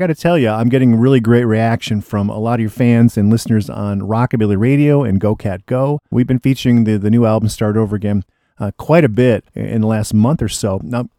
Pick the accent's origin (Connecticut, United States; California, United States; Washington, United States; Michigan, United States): Michigan, United States; Ann Arbor; my hometown of Ann Arbor